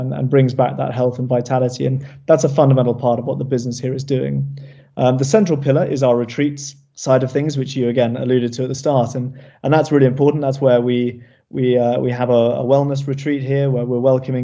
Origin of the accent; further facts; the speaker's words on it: Cornwall, South West England, United Kingdom; growing up here.